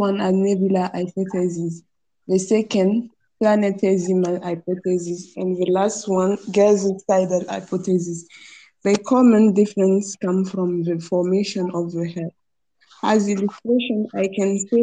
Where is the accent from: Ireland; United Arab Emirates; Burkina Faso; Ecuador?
Burkina Faso; now in Algeria; from Burkina Faso.